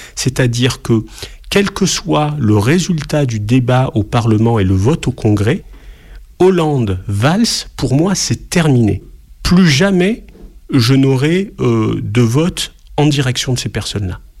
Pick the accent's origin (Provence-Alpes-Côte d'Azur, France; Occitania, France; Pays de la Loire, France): Provence-Alpes-Côte d'Azur, France; Marseille; je suis marseillais, euh, né à Marseille